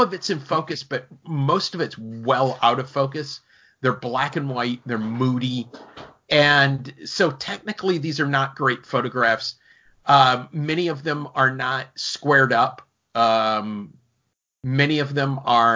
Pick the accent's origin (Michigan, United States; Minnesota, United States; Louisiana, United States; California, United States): Minnesota, United States; now in Florida, United States; I grew up in Minnesota